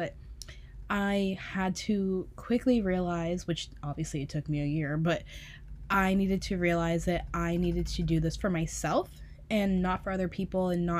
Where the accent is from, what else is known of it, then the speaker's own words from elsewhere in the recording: East Coast, United States; like you're from the East Coast, I'm from the East Coast, like we are both Leos